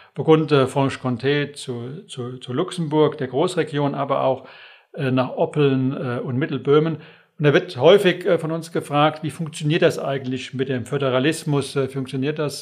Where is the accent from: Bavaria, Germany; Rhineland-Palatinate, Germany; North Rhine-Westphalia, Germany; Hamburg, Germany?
Rhineland-Palatinate, Germany; Westerwald; Ich bin aus Überzeugung äh, Westerwälder